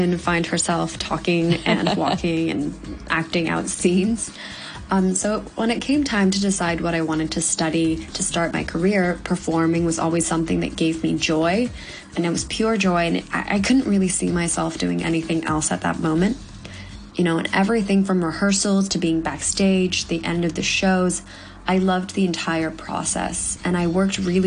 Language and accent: English; Hong Kong; moved away as an adult; also born or lived in New York; I'm Japanese, born and raised in Hong Kong